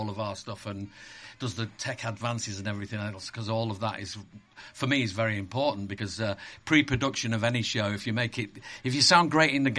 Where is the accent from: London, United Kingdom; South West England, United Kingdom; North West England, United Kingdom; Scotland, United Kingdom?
North West England, United Kingdom; Cheshire; I grew up in Cheshire, so I'm used to it